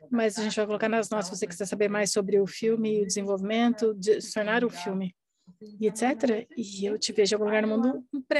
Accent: Australia; Portuguese is a second language; Sim, eu sou australiana, não se esqueça da U.

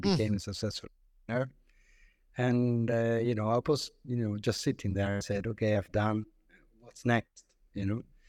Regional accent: Italy; moved away as an adult; also born or lived in France / London; I grew up in Italy

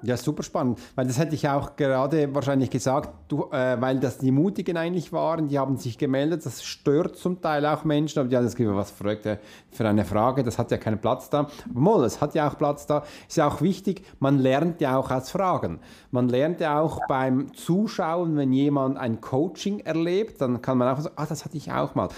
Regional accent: Switzerland; ich bin Schweizer, wie für uns Hochdeutsch zu sprechen ist nicht so einfach, weil wir ganz anders reden

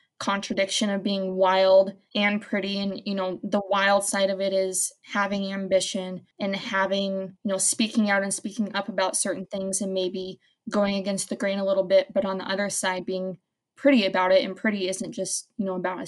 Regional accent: Wyoming, United States; I am born and raised in Wyoming, and I would not want to live anywhere else.

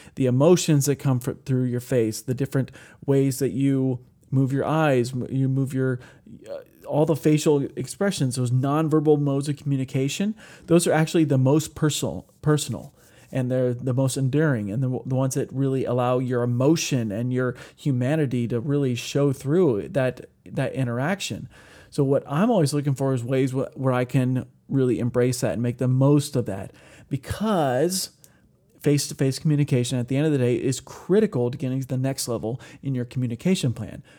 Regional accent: Ohio, United States; where I grew up in Ohio

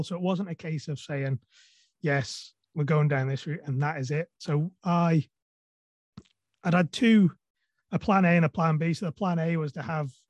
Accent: Isle of Man; I'm from the Isle of Man

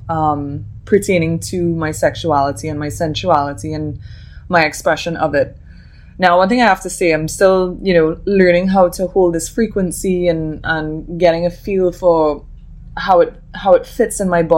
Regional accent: Trinidad & Tobago; I'm from Trinidad and Tobago.

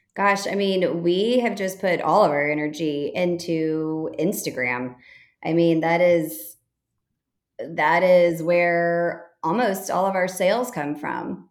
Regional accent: Texas, United States; moved away as an adult; also born or lived in Chicago; now in Fort Worth, United States; I'm from Texas originally

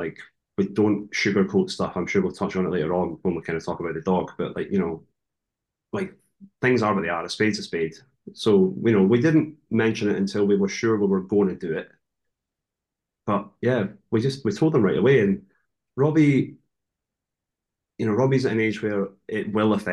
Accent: further up the coast from Edinburgh, Scotland, United Kingdom; moved away as an adult; now in New Zealand; I'm not originally from Edinburgh. I'm kind of from further up the coast

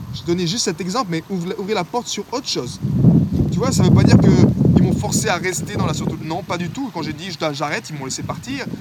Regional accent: France; en tant que français

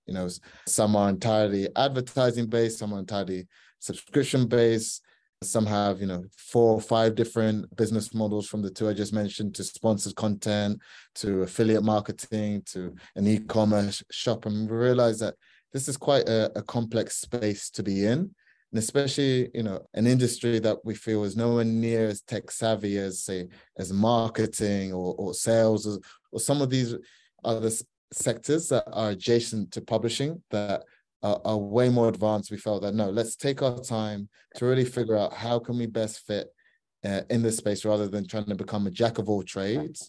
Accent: Ghana; I'm from Ghana

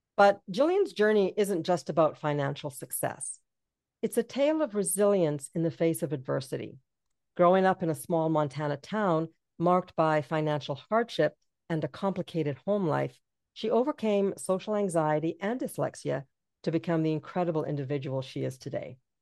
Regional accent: Jamaica; moved away; also born or lived in England; I'm from Jamaica

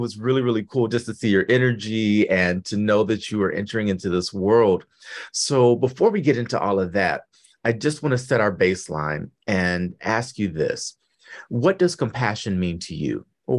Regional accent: Detroit, Michigan, United States; from Detroit, and I have a whole bunch of cousins in Flint.

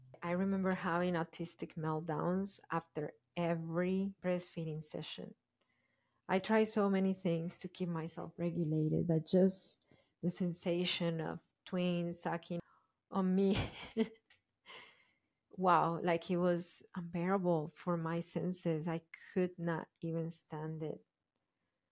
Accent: Colombia; moved away; I grew up in Colombia in a family, my parents, but the way I was raised, my dad was working a lot

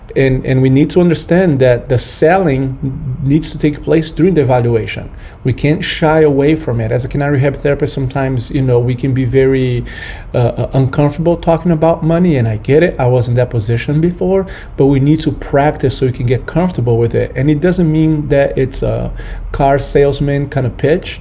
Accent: Brazil; moved away; I'm from Brazil

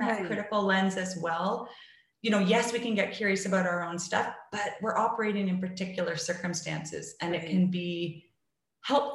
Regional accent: Canada; I'm from Canada

